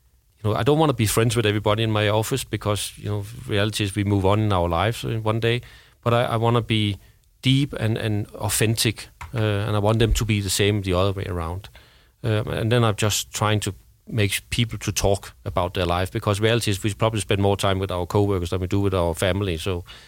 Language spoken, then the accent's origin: English; Denmark; now in Sweden; I remember I came from Denmark and I've been living in Sweden, where you have 1 to 2 years maternity leave, or paternity leave for that matter.